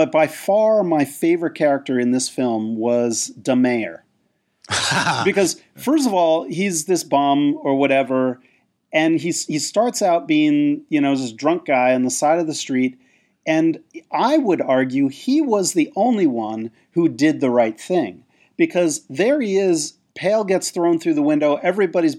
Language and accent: English; United States; I grew up just outside of New York City